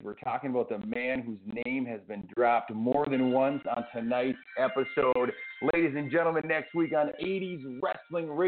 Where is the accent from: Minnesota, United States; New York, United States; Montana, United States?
Minnesota, United States; St. Cloud; my hometown of St. Cloud, Minnesota